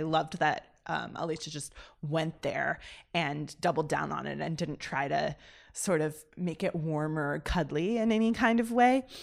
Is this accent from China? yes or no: no; United States; also born or lived in Oxford; as an American